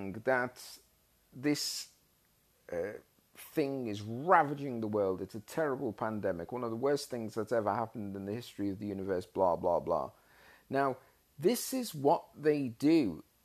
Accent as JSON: {"language": "English", "country": "Australia", "said": "As an Australian citizen"}